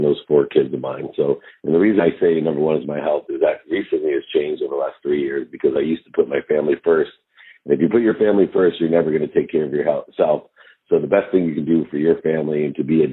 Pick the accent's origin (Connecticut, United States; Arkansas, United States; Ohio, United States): Ohio, United States; Akron; I grew up born in Akron, Ohio